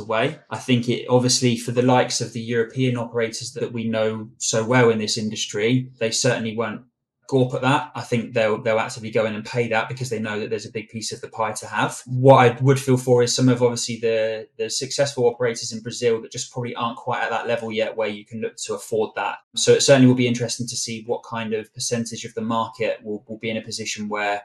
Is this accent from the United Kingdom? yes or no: yes; England, United Kingdom; We know what we like as English people